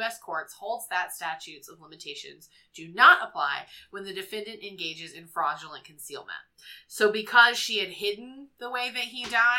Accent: North Carolina, United States; my home state of North Carolina.

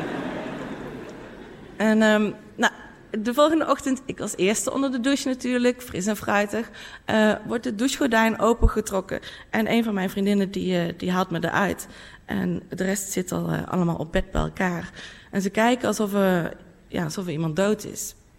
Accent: North Brabant, Netherlands; in mijn eigen dorp waar ik vandaan kom in Brabant

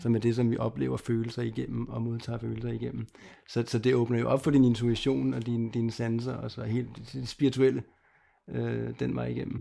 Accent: Lolland, Zealand, Denmark; jeg er født på Lolland og opvokset dernede

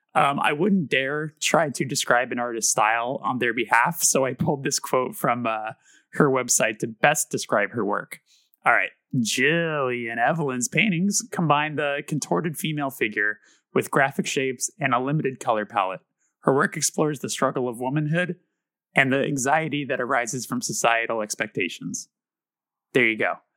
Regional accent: Burbank, California, United States; born and raised in Burbank

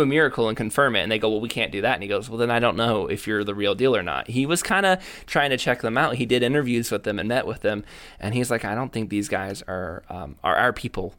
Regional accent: United States; I came from the United States of America

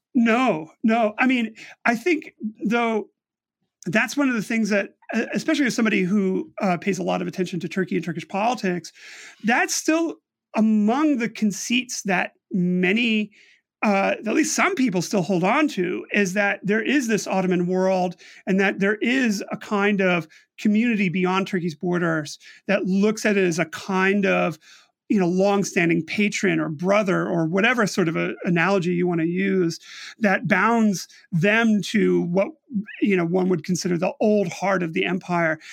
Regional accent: United States; speaking personally as an American

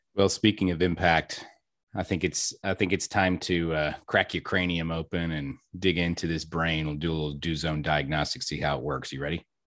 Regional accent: Kentucky, United States; now in Texas, United States; I'm actually from Kentucky

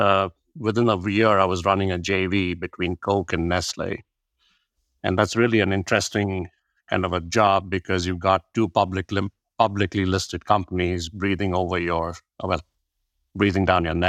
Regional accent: India; my background is born and brought up in India, and my dad was a fighter pilot. So I went to 13 different schools in 6 different states, spoke 4 or 5 different languages.

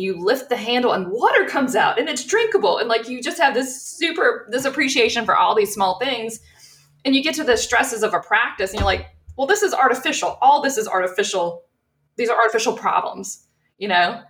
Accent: South Louisiana, United States; also born or lived in Colorado; growing up in South Louisiana

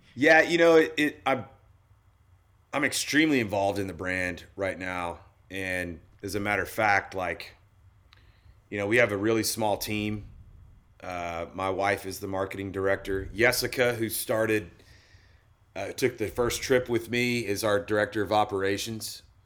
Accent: Oklahoma, United States; moved away as an adult; also born or lived in Colorado; I grew up in Oklahoma

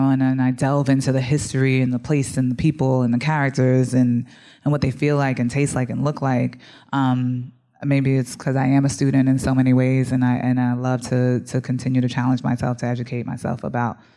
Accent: New Jersey, United States; also born or lived in Bronx, United States; I'm from the Bronx originally, grew up in Jersey as well.

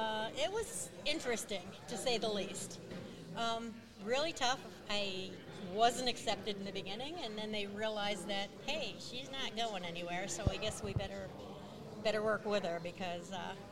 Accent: Mechanicville, New York, United States; Seth is from Mechanicville, New York, and so am I.

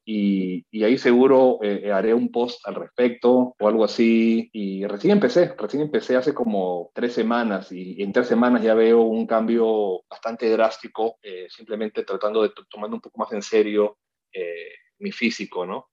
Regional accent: Peru; moved away; also born or lived in New York; como peruano

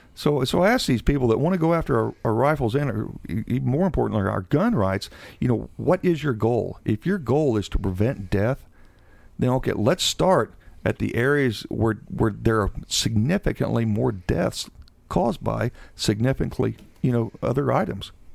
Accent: Seymour, Indiana, United States; born and raised in Seymour, Indiana

